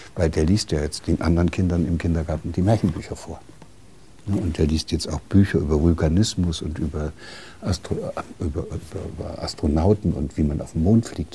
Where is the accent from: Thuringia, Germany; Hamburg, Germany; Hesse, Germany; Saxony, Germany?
Thuringia, Germany; Gotha; aus derselben Stadt, wo ich herkomme, auch aus hm. der DDR in Gotha